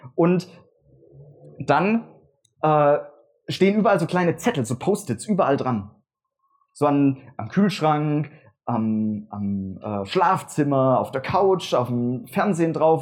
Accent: Würzbach, Germany; von Würzbach, wo ich herkomme

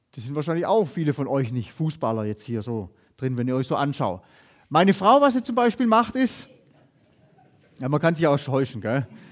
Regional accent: Germany; bei uns in Deutschland

